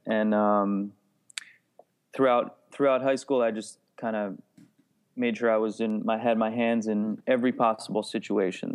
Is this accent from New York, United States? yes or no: no; New Jersey, United States; I grew up in New Jersey